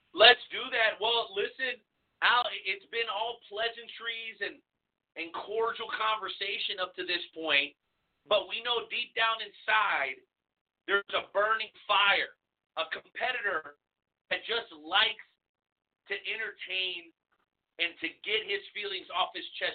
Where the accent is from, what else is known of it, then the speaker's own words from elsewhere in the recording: South Florida, United States; now in Kansas City, United States; I grew up in South Florida